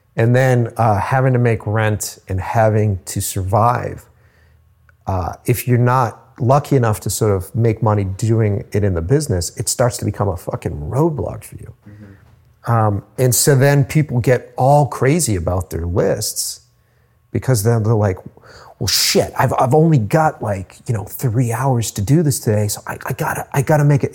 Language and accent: English; Cape Cod, Massachusetts, United States; moved away as an adult; now in Boston, United States; At the time, I was living on Cape Cod